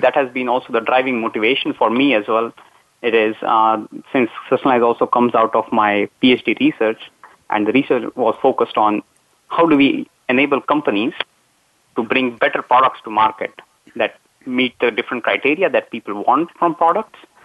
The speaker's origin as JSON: {"language": "English", "country": "India", "also_born_or_lived": "Mumbai, India / Iowa, United States", "moved": "as an adult", "lives_now": "Netherlands", "said": "so I'm originally from India. That's where I did my undergraduate in Mumbai"}